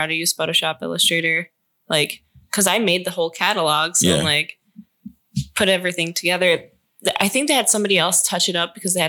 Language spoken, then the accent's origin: English; Newark, New Jersey, United States; born there; Well, my mom, I was born in Newark, New Jersey.